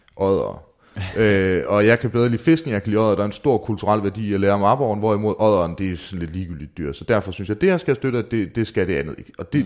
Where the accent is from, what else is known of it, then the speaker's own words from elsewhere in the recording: Mårslet, Central Denmark Region, Denmark; mine tømmervenner hjemme i Morslet